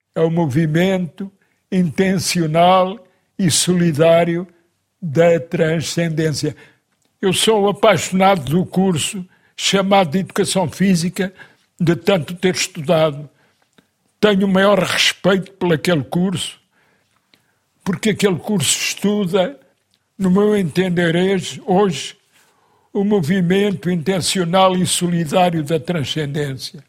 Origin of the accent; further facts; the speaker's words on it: Lisbon, Portugal; Eu nasci em Lisboa já